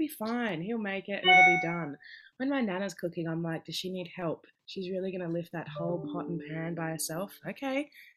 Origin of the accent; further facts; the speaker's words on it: Perth, Western Australia, Australia; moved away as an adult; now in Melbourne, Australia; growing up in Perth